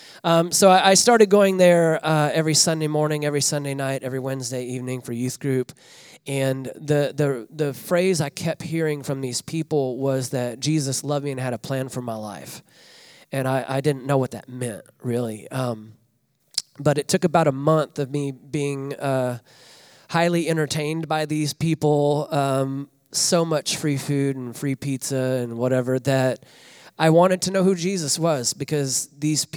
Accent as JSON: {"language": "English", "region": "Northwest Arkansas", "country": "United States", "tie": "born or raised there", "moved": "as an adult", "lives_now": "Des Moines, United States", "said": "I grew up in Northwest Arkansas"}